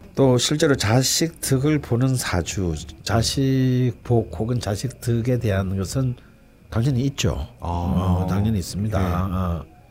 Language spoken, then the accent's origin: Korean; Gyeongsang, South Korea; 저는 또 경상도 사람이고 또 우리 아버지는 전형적인 경상도 사람이기 때문에